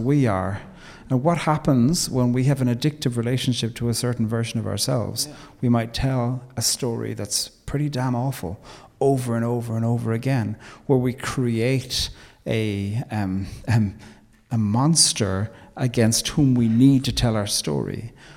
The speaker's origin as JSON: {"language": "English", "country": "Ireland", "said": "we love to forget that part of the story as Irish people"}